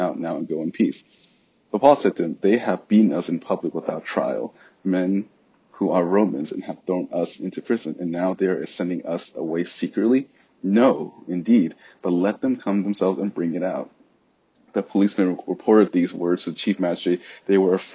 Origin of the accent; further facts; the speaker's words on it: United States; as American Christians